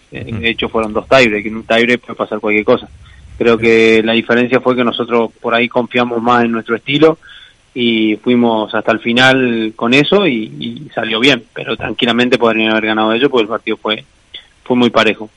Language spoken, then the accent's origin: Spanish; San Luis, Argentina; moved away as an adult; also born or lived in Santander, Spain / Madrid, Spain; now in Valladolid, Spain; en mi ciudad